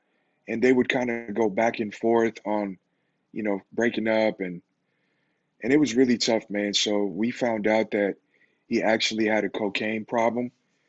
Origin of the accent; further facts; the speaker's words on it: Las Vegas, Nevada, United States; And so, yeah, man, so you can imagine growing up in Vegas, super fast. The life is fast in Vegas.